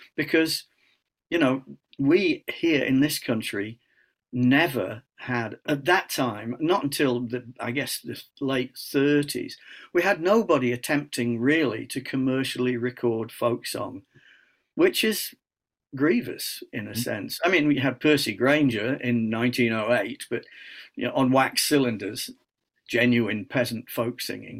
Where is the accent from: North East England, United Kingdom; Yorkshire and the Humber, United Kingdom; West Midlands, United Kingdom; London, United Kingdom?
Yorkshire and the Humber, United Kingdom; Scunthorpe; I'm from Scunthorpe